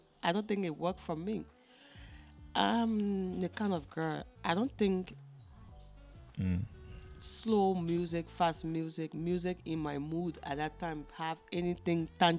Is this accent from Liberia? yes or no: yes; Liberia; now in China; I'm from Liberia. I'm in China presently, so I'm doing my master's environmental science and engineering